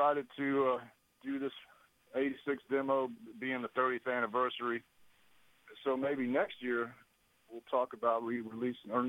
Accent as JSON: {"language": "English", "town": "Dallas-Fort Worth", "region": "Texas", "country": "United States", "said": "from Texas, Dallas-Fort Worth, Texas"}